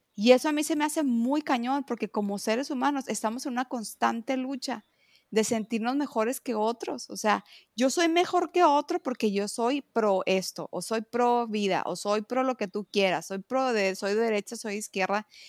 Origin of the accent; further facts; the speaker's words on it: Mexico; yo amo ser mexicana